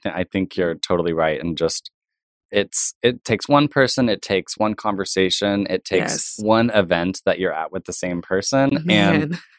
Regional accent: Tulsa, Oklahoma, United States; it was where my family's from and my home

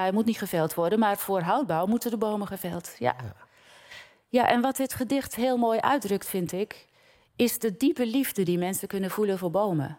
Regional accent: Giessenburg, South Holland, Netherlands; born or raised there; moved away

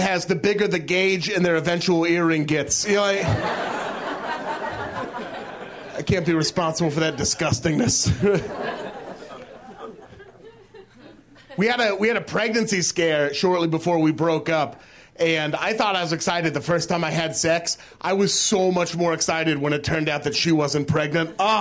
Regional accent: Portland, Oregon, United States; moved away as an adult; now in Los Angeles, United States; I'm from Portland, Oregon, originally. Yeah. Portland, Oregon, very white city, incredibly white. Blackest kid in my high school

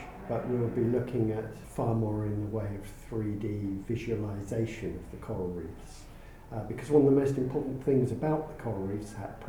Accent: Wales, United Kingdom; I come from Wales

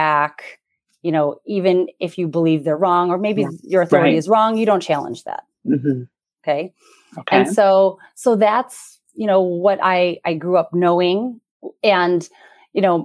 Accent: United States; My sister and I are first generation born and raised here in the U.S.

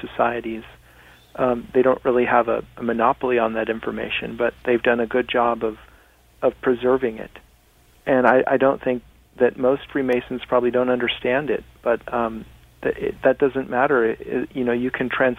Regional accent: Laguna Beach, California, United States; I was born in Laguna Beach, California, which is at 33 degrees 30 minutes north

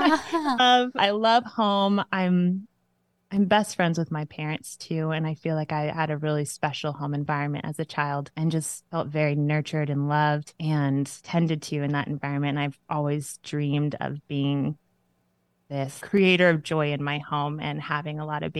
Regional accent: Mexico; moved away; And I grew up in Mexico as a missionary kid down there and then came over here, met my man

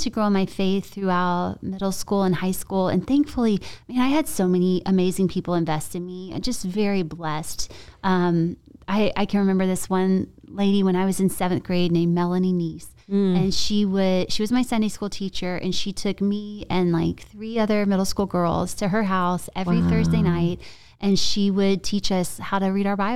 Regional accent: Columbia, South Carolina, United States; also born or lived in Charleston, South Carolina; I grew up in South Carolina. Okay. And Columbia

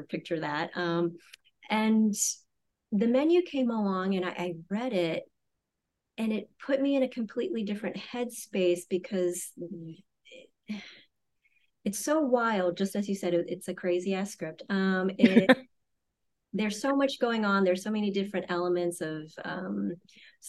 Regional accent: Louisiana, United States; I grew up in Louisiana

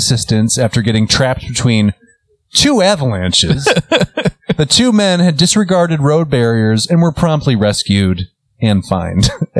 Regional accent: United States; now in Iceland; As American

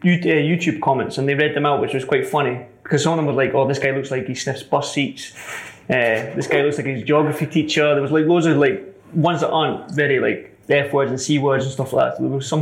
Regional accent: Edinburgh, Scotland, United Kingdom; accent: Scottish; my accent, being Scottish

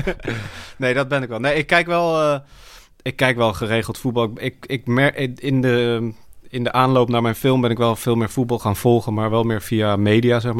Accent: Arnhem, Gelderland, Netherlands; Eh, en ik eh, ben geboren en getogen in Arnhem.

